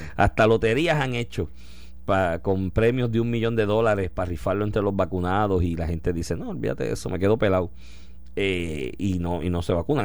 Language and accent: Spanish; Puerto Rico